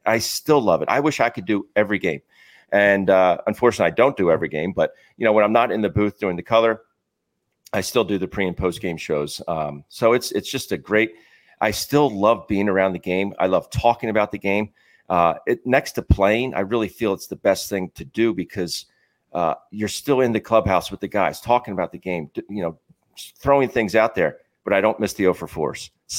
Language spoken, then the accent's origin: English; Philadelphia, Pennsylvania, United States; And growing up in this area, I think there's just the passi